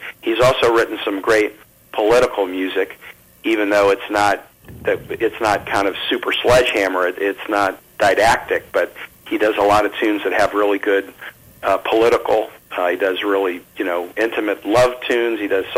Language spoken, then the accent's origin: English; Kansas City, Missouri, United States; I grew up in Kansas City